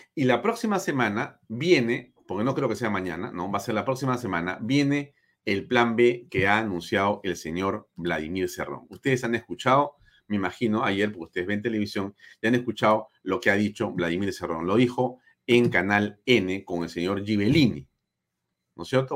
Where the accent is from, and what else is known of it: Peru